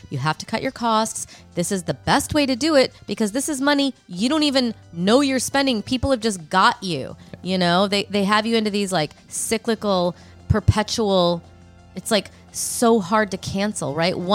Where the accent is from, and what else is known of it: Illinois, United States; born or raised there; moved away